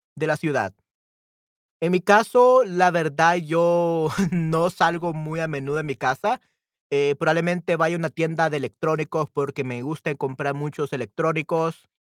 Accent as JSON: {"language": "Spanish", "country": "El Salvador", "also_born_or_lived": "San Salvador", "said": "soy del Salvador y yo vivo en la ciudad capital de El Salvador, San Salvador"}